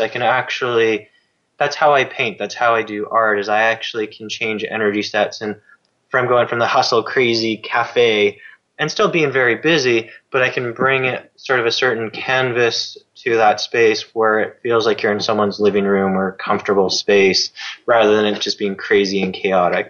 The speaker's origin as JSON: {"language": "English", "country": "Canada", "said": "as a Canadian"}